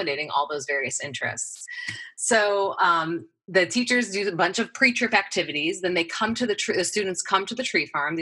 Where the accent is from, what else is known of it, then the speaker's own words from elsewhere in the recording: Midwest, United States; moved away as an adult; also born or lived in Ohio; now in Oregon, United States; I come from the Midwest. That's where I grew up.